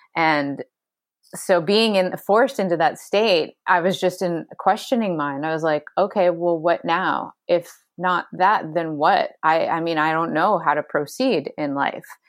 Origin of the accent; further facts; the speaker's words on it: Ontario, Canada; moved away as an adult; now in Hawaii, United States; I'm from Ontario